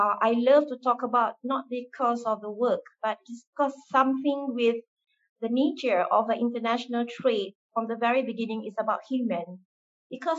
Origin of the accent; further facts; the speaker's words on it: Malaysia; I was born and raised in Malaysia